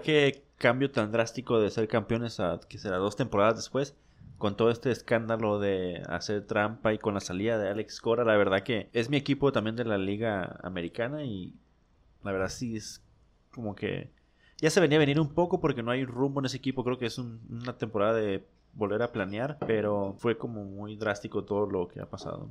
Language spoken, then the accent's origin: Spanish; Mexicali, Baja California, Mexico; somos de Mexicali, nos gustan las águilas de Mexicali